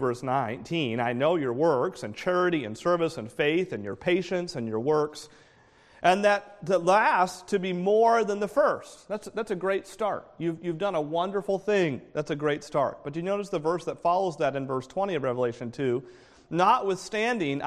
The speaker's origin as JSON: {"language": "English", "region": "New England", "country": "United States", "tie": "born or raised there", "moved": "yes", "said": "I grew up in New England."}